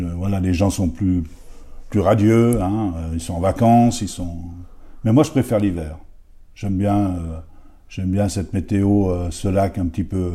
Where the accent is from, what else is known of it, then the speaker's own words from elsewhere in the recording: Féternes, Auvergne-Rhône-Alpes, France; j'étais de Féterne